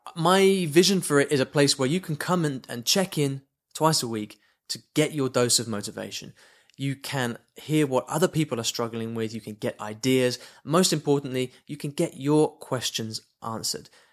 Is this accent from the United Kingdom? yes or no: yes; United Kingdom; moved away; I'm from the U K originally, you can probably tell from my, from my accent